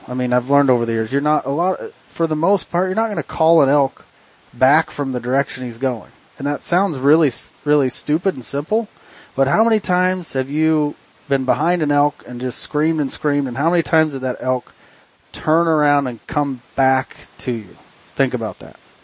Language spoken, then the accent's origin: English; Oregon, United States; we're from Oregon. We live in the thick stuff